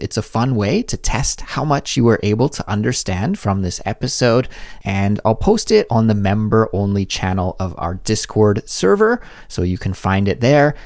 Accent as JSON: {"language": "English", "country": "Canada", "moved": "yes", "lives_now": "South Korea", "said": "my life as a Canadian living abroad in South Korea"}